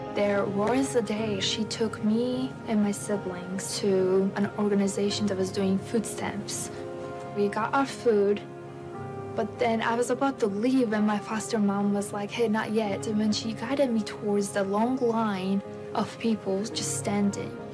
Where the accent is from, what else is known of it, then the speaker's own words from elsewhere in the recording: Latvia; moved away; I'm from Latvia.